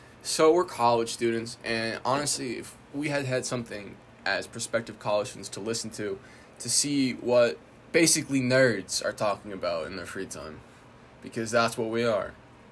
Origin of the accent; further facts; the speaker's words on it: central Illinois, United States; Illinois, baby. I'm not talking northern Cook County. I'm not talking southern real redneck shit. I'm talking right smack dab in the center of central Illinois.